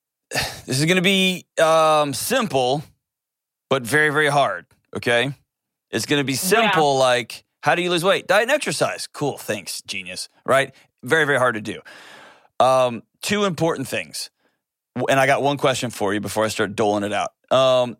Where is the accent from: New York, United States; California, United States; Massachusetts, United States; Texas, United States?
Texas, United States; I was born and raised in Texas